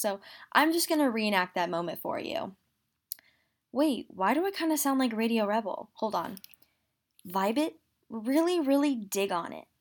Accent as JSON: {"language": "English", "region": "Utah", "country": "United States", "tie": "born or raised there", "moved": "yes", "lives_now": "New Jersey, United States", "said": "I am from Utah. I was raised in Utah"}